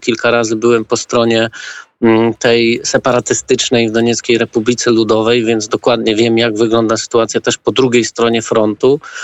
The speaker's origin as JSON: {"language": "Polish", "town": "Wrocław", "region": "Lower Silesian Voivodeship", "country": "Poland", "said": "Ja jestem akurat z Wrocławia"}